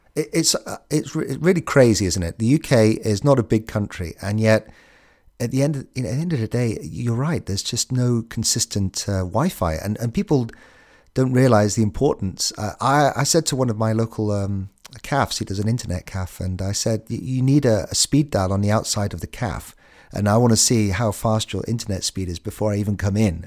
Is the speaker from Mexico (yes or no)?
no; United Kingdom; We're the British